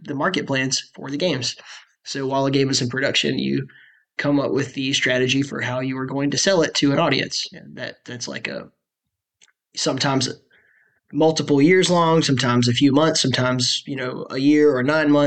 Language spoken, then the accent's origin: English; Alabama, United States; I grew up in Alabama